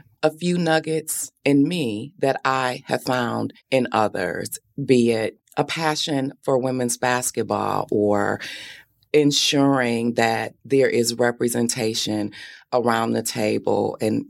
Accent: Benton Harbor, Michigan, United States; have much family left in Benton Harbor, but it's forever home.

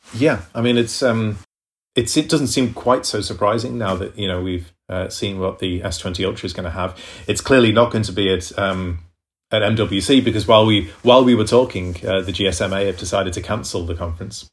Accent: United Kingdom; I'm British

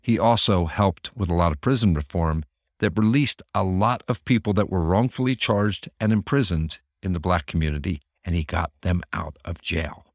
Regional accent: Northeast, United States; growing up in the Northeast

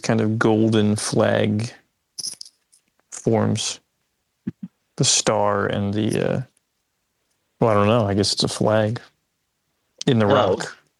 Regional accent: New Jersey, United States; also born or lived in Oakland; Yeah, but I went to school in Philly and then I moved to Oakland and then I came back to Jersey.

